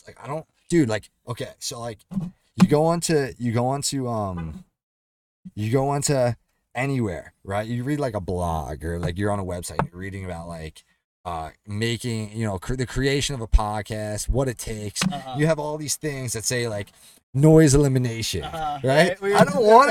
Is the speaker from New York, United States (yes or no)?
yes; Long Island, New York, United States; moved away as an adult; I grew up on Long Island. I grew up, you know, in New York City